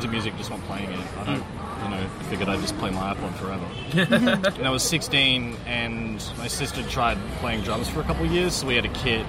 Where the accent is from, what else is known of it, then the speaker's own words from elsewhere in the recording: Brisbane, Queensland, Australia; also born or lived in Perth; I grew up in Brisbane. I was born in Perth and moved over when I was 3.